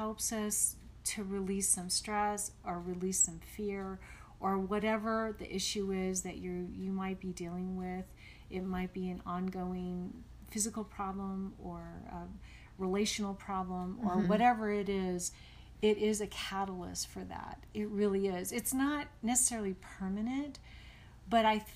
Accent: California, United States; I'm from California

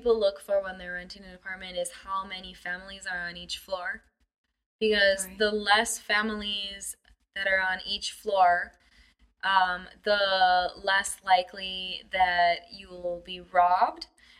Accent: United States; moved away as an adult; now in China; as an American

